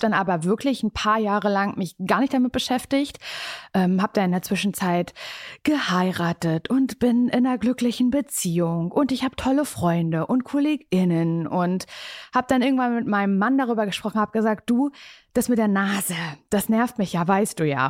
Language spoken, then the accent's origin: German; Parchim, Mecklenburg-Vorpommern, Germany; moved away as an adult; now in Berlin, Germany; Ich komme eigentlich aus Parchim, aus der Kleinstadt